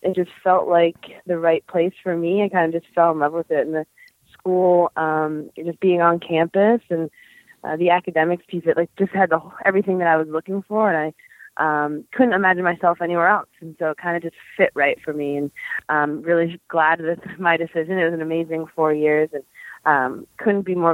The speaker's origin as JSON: {"language": "English", "town": "Taunton", "region": "Massachusetts", "country": "United States", "tie": "born or raised there", "said": "I grew up in Taunton, Massachusetts, which is about an hour south of Boston."}